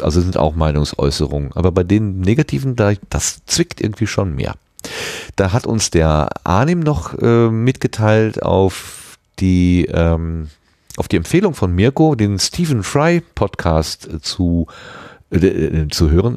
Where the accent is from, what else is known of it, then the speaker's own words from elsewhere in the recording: Ruhr area, North Rhine-Westphalia, Germany; bin so ein Kind des Ruhrgebiets